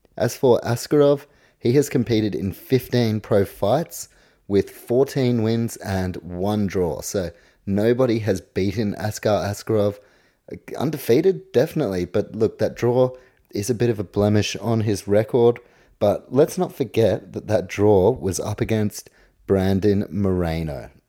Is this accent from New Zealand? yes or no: yes; New Zealand